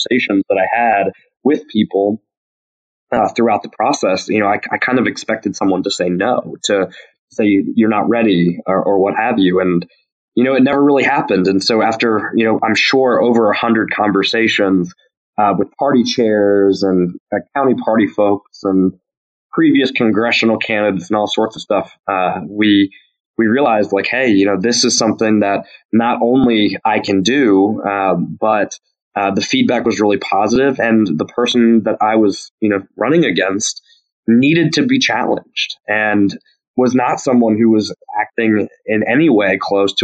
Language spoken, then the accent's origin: English; Burlington, North Carolina, United States; my hometown of Burlington